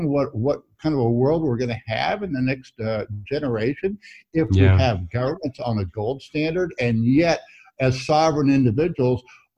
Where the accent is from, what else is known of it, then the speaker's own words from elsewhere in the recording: Missouri, United States; I'm from Missouri